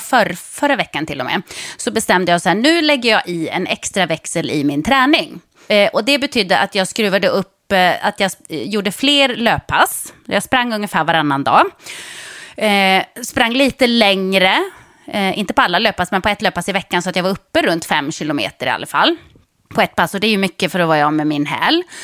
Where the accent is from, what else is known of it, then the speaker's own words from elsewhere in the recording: Jokkmokk, Norrbotten County, Sweden; moved away; jag bodde i Jokkmokk. Det var inte så att det fanns bussar i varje hörn.